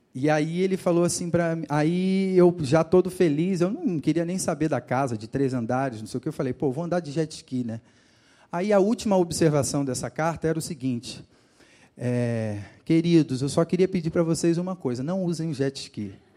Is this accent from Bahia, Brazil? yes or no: no; Rio de Janeiro, Brazil; moved away; no litoral do Rio de Janeiro, de onde eu sou. Quem não me conhecia já, já sabe que eu sou de lá, né? por, por conta do meu sotaque